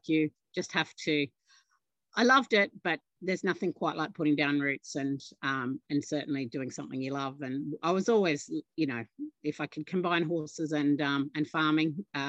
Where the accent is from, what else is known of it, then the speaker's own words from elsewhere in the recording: Tullamore, New South Wales, Australia; also born or lived in Orange, Australia; I grew up in the Tullamore Peak Hill district and went to primary school in Tullamore. We're fifth generation farmers on the, you know, same or similar country that my ancestors settled on in 1886.